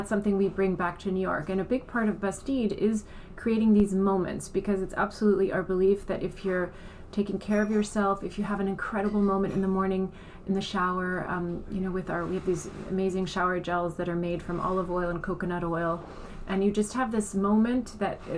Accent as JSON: {"language": "English", "country": "Iran", "tie": "born there", "also_born_or_lived": "Germany / United States / France / Italy", "said": "I was born in Iran. Um, I have German parents, so I spent a lot of time in Germany. Um, and, and in the US and then in France and in Italy."}